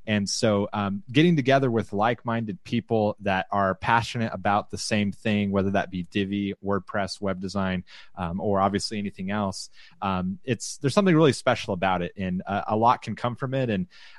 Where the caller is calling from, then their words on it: Austin, Texas, United States; I'm broadcasting from the Austin, Texas area, and I am back in my home office.